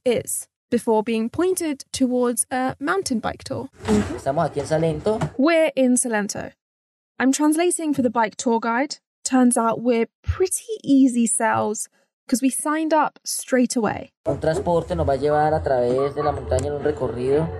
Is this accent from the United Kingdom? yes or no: yes; United Kingdom; being raised British